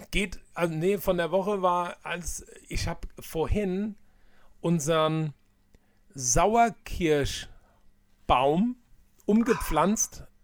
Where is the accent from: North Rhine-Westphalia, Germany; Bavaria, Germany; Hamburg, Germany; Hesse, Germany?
Hesse, Germany; Hanau; ich bin ja in der Hanauer Innenstadt groß geworden, für all die, die das nicht wissen.